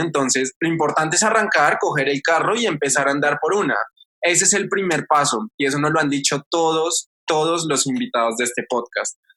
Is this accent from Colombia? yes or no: yes; Colombia